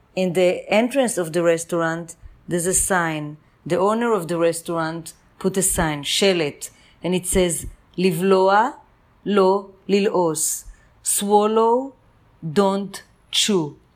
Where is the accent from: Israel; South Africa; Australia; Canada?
Israel; Jerusalem, Jerusalem District; now in New York City, United States; I was born in Jerusalem and when I moved to New York